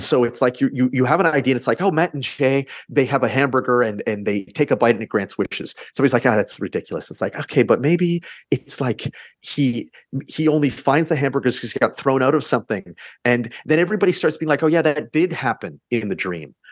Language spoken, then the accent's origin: English; Canada; we're Canadian